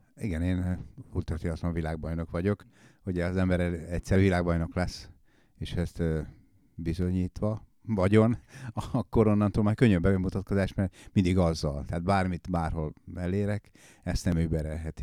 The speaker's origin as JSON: {"language": "Hungarian", "region": "Komárom-Esztergom", "country": "Hungary", "tie": "born or raised there", "also_born_or_lived": "Ács, Hungary", "said": "Én vidéken nőttem fel, Ácson nevelkedtem, Kováromba költöztünk, kisváros."}